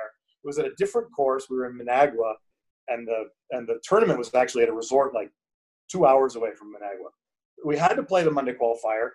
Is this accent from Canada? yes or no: yes; Canada; moved away as an adult; also born or lived in Calgary, Canada / Ecuador / Spain; now in Colombia; I moved away from Canada, I guess, 7.5 years ago